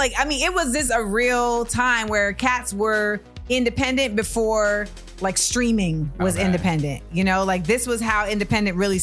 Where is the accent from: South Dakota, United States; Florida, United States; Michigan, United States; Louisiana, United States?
Florida, United States; Orlando; moved away as an adult; also born or lived in New York; I came from Orlando